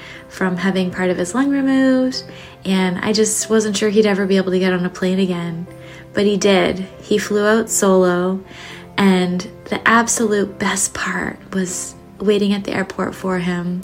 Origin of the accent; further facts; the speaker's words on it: Ontario, Canada; moved away as an adult; also born or lived in Southern California; now in California, United States; I grew up in Ontario, Canada